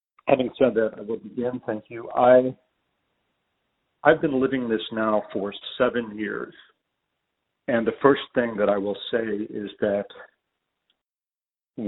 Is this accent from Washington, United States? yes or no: no; Chicago, Illinois, United States; I'm from Chicago.